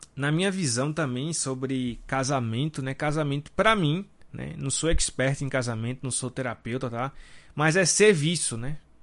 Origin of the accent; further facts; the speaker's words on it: Recife, Pernambuco, Brazil; Nós somos aqui de Recife